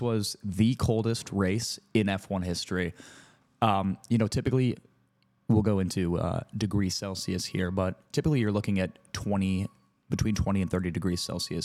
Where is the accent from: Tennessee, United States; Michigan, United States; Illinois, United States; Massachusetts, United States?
Michigan, United States; Metro Detroit; moved away as an adult; now in Chicago, United States; I grew up outside of Metro Detroit. Came to, came to Chicago for school when I was eighteen. I've been here ever since